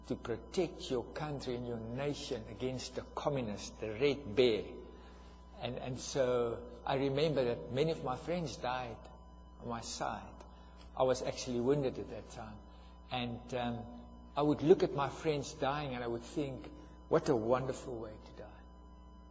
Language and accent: English; South Africa; I am from South Africa, and I'm from the tribe that were the architects for apartheid